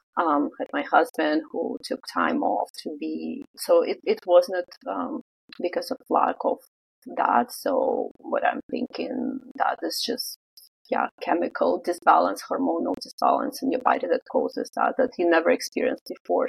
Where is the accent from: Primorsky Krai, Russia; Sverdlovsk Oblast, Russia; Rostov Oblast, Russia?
Primorsky Krai, Russia; Vladivostok; moved away as an adult; also born or lived in Canada; now in Vancouver, Canada; I'm originally from Russia. I'm um, from a city called Vladivostok or Vladivostok in Russian. So it's Russian Far East.